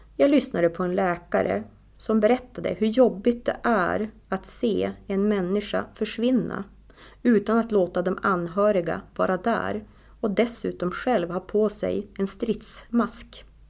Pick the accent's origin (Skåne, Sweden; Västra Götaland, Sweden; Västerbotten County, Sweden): Västerbotten County, Sweden; Tärna; now in Östersund, Sweden; jag är ju från Tärna och vi har vårt hus